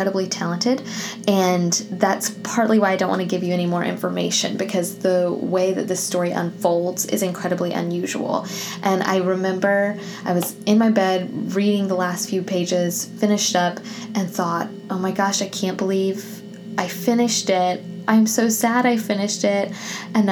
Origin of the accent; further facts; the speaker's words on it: the South, United States; as a Southerner